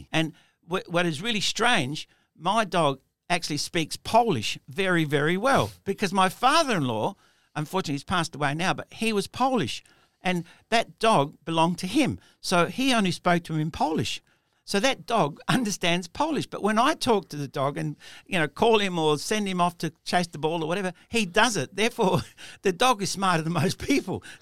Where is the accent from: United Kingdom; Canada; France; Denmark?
United Kingdom; England; And, and me being English, they would say to me, Oh, we understand your English.